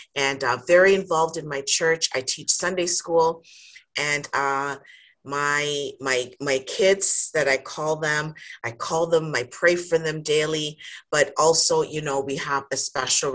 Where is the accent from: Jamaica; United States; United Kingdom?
Jamaica; now in Canada; So I am Jamaican by birth. I have to think about it because I'm like, yes. But I've been in Canada for a lot of years.